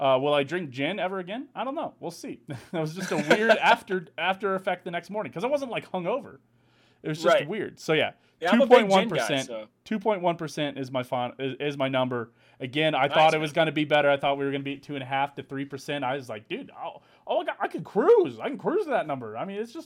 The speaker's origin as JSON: {"language": "English", "country": "United States", "said": "I'm American"}